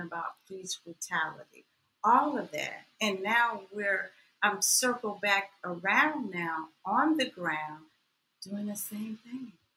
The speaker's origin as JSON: {"language": "English", "town": "Atlanta", "region": "Georgia", "country": "United States", "also_born_or_lived": "Waycross, Georgia", "said": "I'm from Atlanta, the home of the civil rights movement"}